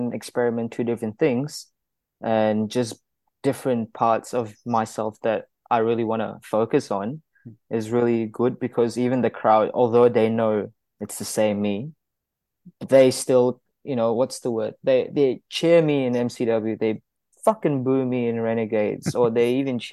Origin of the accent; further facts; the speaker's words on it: Kuala Lumpur, Malaysia; moved away as an adult; now in Melbourne, Australia; Growing up in Kuala Lumpur, it was a busy city life. Coming to Melbourne, Australia